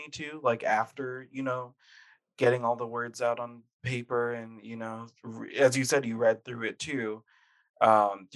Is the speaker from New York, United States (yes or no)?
no; Connecticut, United States; we're both from Connecticut, from a Jamaican background